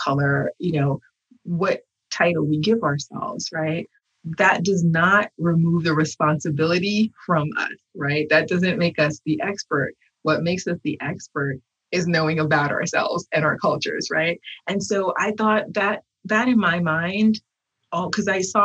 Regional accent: United States; I was made in America with Haitian parts

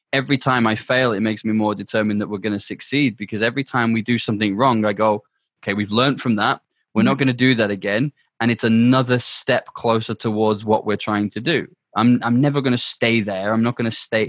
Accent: United Kingdom; also born or lived in South Africa; the UK. It's my home.

